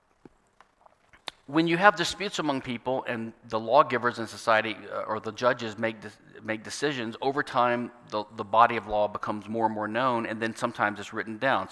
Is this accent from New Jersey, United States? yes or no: no; Louisiana, United States; my home state, Louisiana